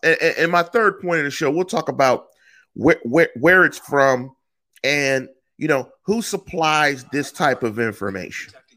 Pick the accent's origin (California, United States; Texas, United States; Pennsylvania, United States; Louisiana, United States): Pennsylvania, United States; Pittsburgh; moved away; I'm from Manchester. I'm from the one five two three three